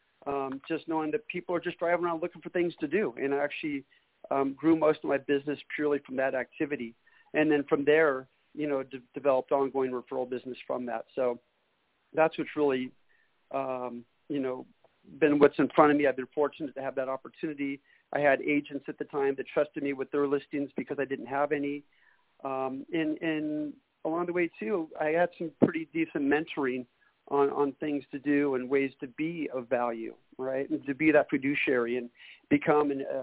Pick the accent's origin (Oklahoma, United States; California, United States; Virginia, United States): California, United States; Northern; moved away as an adult; also born or lived in Hayward, California / Redding, California / Sacramento, California; originally born and raised in Northern California.